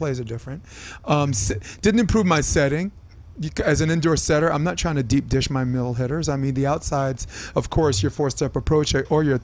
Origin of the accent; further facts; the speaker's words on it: New York City, New York, United States; I'm an idiot from Brooklyn